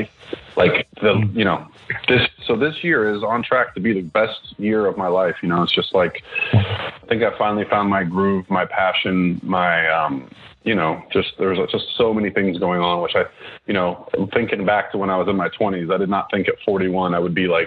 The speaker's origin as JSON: {"language": "English", "town": "Clearwater", "region": "Florida", "country": "United States", "tie": "born or raised there", "said": "I grew up in Clearwater, Florida."}